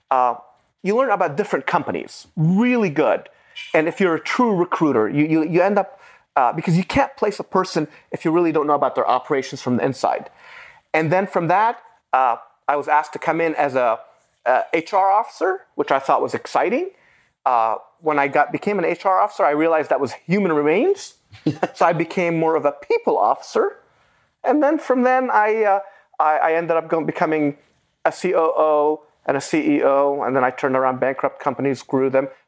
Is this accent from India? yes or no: no; Beirut, Beirut Governorate, Lebanon; first language Arabic; English is a second language; moved away; also born or lived in United States; I was born in 1974 in Beirut, Lebanon. I was raised by my grandmother.